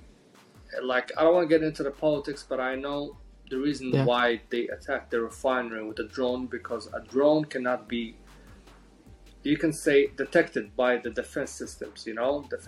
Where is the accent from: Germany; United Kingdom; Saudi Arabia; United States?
Saudi Arabia; Jeddah, Makkah Province; also born or lived in Morocco; I grew up half of my life in Jeddah and half of my life in Morocco because of the ethnicity of my mom. My mom is half Moroccan and my dad is Saudi, so I've been here and there between all my life, but mostly in Jeddah